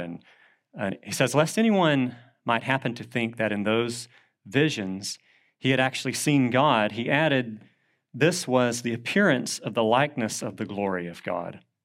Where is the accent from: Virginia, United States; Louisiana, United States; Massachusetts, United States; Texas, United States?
Texas, United States; Southeast; accent: Southeast Texan; my native language was Southeast Texan, and so English is not my first language